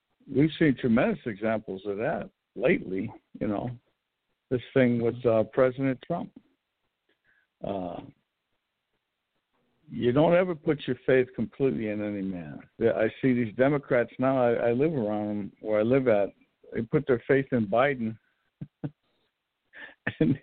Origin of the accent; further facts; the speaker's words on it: United States; I'm an American